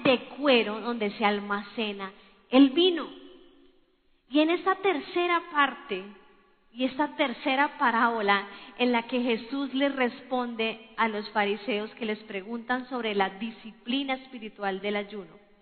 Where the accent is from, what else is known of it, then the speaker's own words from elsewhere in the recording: Colombia; somos colombianos